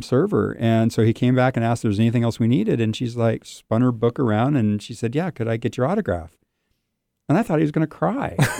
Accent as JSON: {"language": "English", "region": "Southern California", "country": "United States", "tie": "born or raised there", "said": "I'm born and raised in Southern California"}